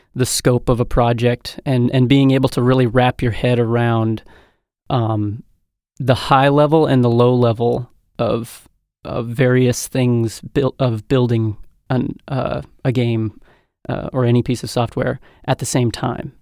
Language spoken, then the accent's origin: English; North Dakota, United States; also born or lived in Montana; I hail from the Mondac region.